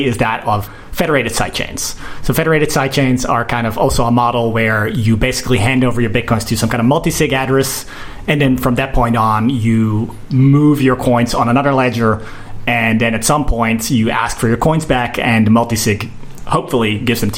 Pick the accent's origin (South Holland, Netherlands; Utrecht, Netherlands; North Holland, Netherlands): Utrecht, Netherlands; moved away; also born or lived in South Korea; I'm also from Utrecht